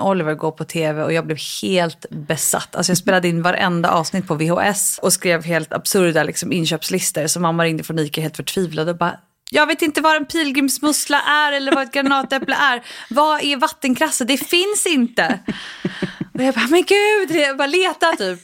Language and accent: Swedish; Stockholm, Stockholm County, Sweden; also born or lived in London / New York; I Stockholm